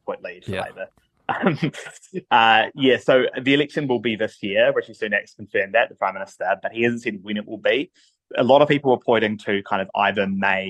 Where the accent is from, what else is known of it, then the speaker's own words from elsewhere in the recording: New Zealand; accent: Kiwi; moved away as an adult; now in London, United Kingdom; my Kiwi accent